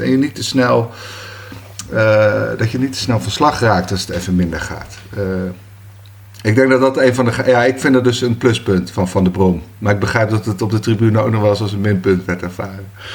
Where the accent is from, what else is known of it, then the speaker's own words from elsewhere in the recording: Bergen, North Holland, Netherlands; Ja, ik ben in Bergen geboren, 72.